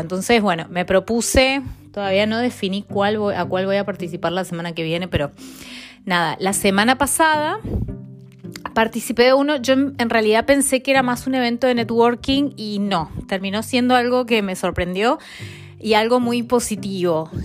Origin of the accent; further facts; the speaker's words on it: Mendoza, Argentina; moved away as an adult; also born or lived in Milan / Barcelona / Buenos Aires; now in London, United Kingdom; Yo soy de Mendoza